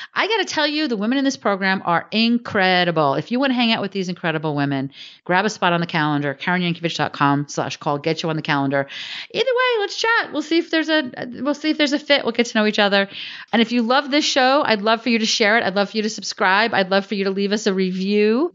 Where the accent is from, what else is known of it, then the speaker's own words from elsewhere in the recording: Northern New Jersey, United States; I grew up in Northern New Jersey.